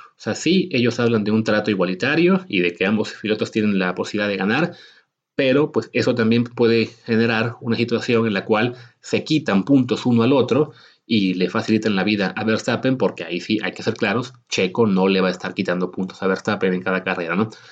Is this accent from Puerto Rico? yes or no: no; Mexico; nosotros como mexicanos